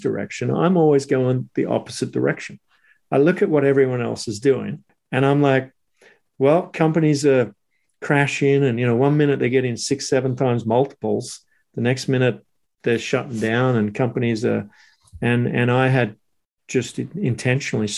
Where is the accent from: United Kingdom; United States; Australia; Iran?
Australia; Sydney, New South Wales; moved away as an adult; also born or lived in Squamish, Canada; now in Canada; my life growing up in Sydney, going to school, surfing before and after school